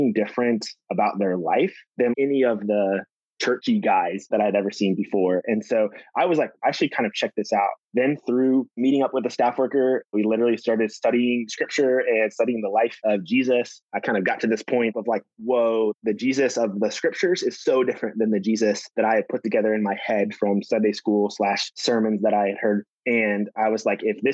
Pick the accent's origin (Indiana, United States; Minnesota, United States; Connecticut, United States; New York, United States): Indiana, United States; I grew up in Indiana